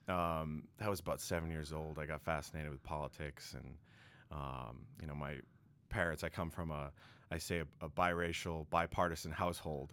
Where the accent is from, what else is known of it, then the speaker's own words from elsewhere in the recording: Quincy, Massachusetts, United States; also born or lived in Boston; I come from the great city of Quincy, Massachusetts, also known as the City of Presidents